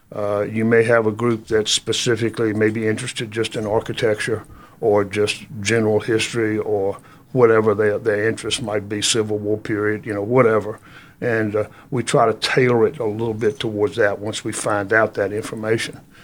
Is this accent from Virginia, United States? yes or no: yes; Halifax County, Virginia, United States; moved away as an adult; also born or lived in Lynchburg, Virginia; now in Jonesborough, United States; I was born in Virginia, born in Halifax County, Virginia